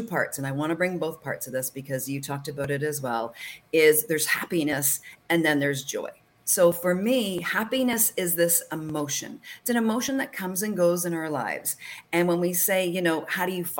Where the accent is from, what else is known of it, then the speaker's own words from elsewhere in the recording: Canada; I'm from Canada.